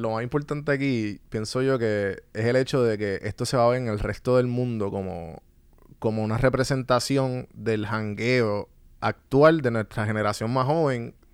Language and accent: Spanish; San Juan, Puerto Rico; moved away; Yo soy, yo soy de Guaynao, San Juan.